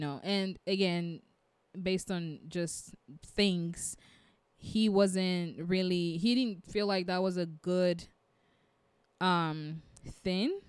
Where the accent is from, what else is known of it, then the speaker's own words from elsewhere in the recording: United States; I'm African American